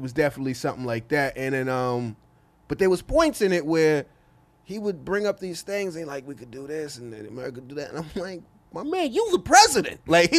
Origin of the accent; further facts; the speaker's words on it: Inglewood, California, United States; I'm from Inglewood.